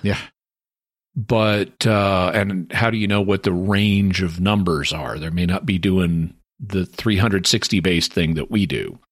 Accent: the American South, United States; I'm the Southerner

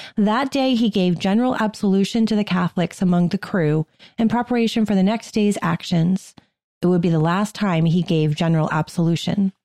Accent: near Worcester, Massachusetts, United States; Worcester, Massachusetts, which is near my hometown.

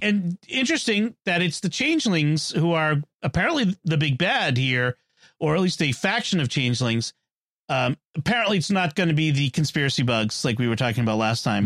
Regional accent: Boston, Massachusetts, United States; I'm from Boston.

